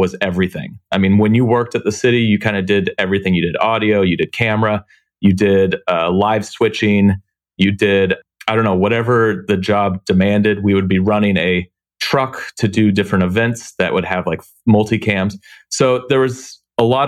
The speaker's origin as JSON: {"language": "English", "town": "Tacoma", "region": "Washington", "country": "United States", "tie": "born or raised there", "said": "I grew up in Tacoma, Washington, which is just south of Seattle"}